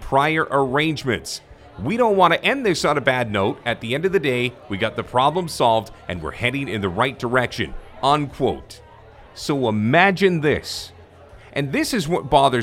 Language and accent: English; Canada; as a Canadian